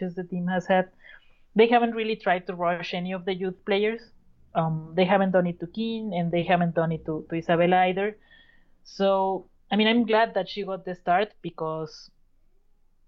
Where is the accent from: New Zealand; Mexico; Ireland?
Mexico; San Luis Potosí; they're like my hometown team